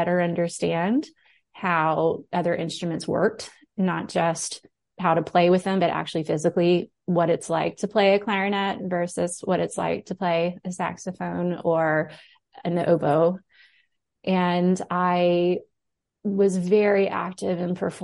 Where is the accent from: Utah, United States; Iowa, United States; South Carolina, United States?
South Carolina, United States; Moncks Corner; moved away as an adult; also born or lived in Tuscaloosa, Alabama; So I grew up in South Carolina. I grew up outside of Charleston in a little town called Monk's Corner